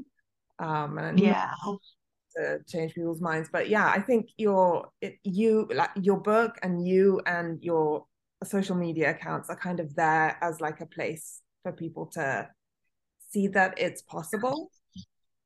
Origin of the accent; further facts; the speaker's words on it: Italy; moved away; I was born and raised in Italy